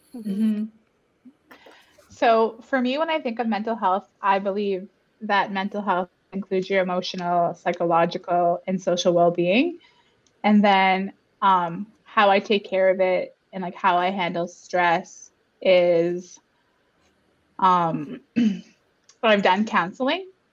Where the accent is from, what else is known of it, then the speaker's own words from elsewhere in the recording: Garden River First Nation, Ontario, Canada; now in Toronto, Canada; I grew up in Garden River, or my inner child grew up on reserve